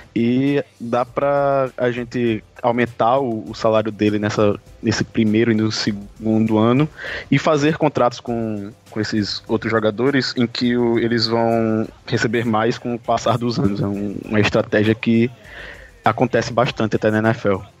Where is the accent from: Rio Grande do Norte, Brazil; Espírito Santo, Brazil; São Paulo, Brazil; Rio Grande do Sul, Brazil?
Rio Grande do Norte, Brazil; Natal; eu sou do, de Natal, no Rio Grande do Norte.